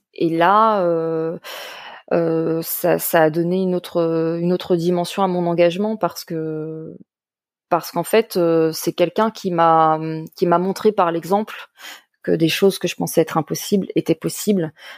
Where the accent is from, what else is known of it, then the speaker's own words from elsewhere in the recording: Paris suburbs, Île-de-France, France; je suis à la base euh, une enfant de la banlieue parisienne